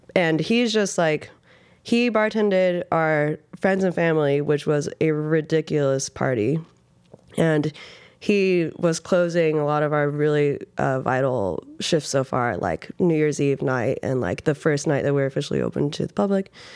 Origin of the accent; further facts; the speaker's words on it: Reno, Nevada, United States; moved away as an adult; now in New York, United States; I grew up in Reno, Nevada.